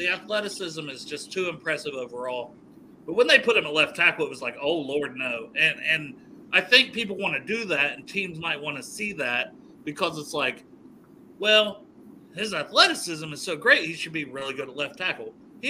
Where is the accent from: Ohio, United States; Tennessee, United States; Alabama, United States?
Ohio, United States; Portsmouth; I'm from Portsmouth, Ohio.